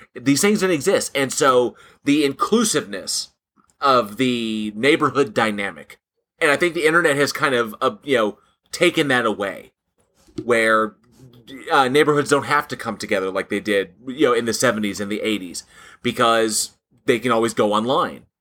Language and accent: English; Southern California, United States; when I grew up in Southern California